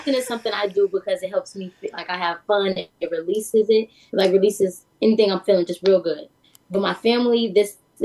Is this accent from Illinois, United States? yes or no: yes; Chicago, Illinois, United States; growing up in Chicago, I'm African American